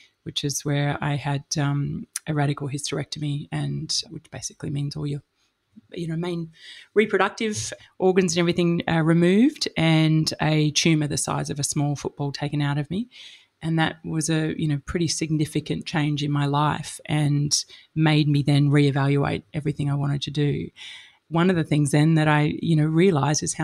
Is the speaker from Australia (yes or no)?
yes; Melbourne, Victoria, Australia; moved away; also born or lived in Sydney / London / Texas / Alice Springs; I'm from Melbourne originally